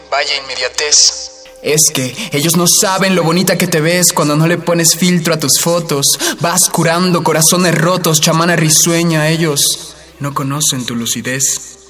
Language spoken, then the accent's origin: Spanish; Mexico City, Mexico; soy de la Ciudad de México, soy escritor, soy músico